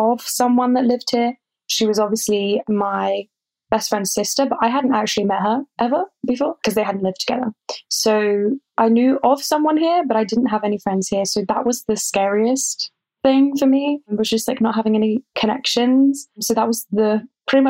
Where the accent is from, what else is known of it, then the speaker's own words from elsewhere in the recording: Buckinghamshire, South East England, United Kingdom; moved away as an adult; now in Paris, France; I'm from Buckinghamshire in England. So it's pretty close to London